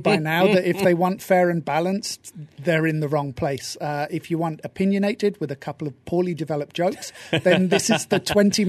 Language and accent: English; United Kingdom; I'm British